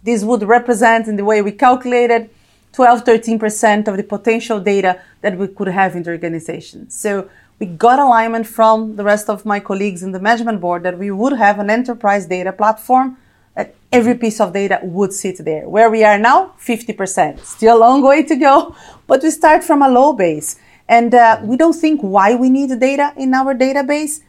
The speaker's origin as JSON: {"language": "English", "country": "Brazil", "tie": "born or raised there", "also_born_or_lived": "United States", "moved": "as an adult", "lives_now": "London, United Kingdom", "said": "I am, probably you can tell from my accent, Brazilian and Italian, born and raised in Brazil"}